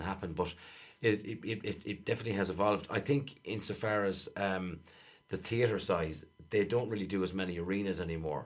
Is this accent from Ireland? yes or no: yes; Ireland; us as Irish people